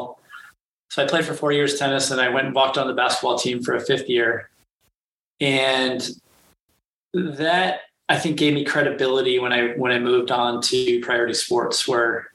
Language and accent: English; Northern California, United States; moved away as an adult; also born or lived in Evanston / Chicago; growing up in Northern California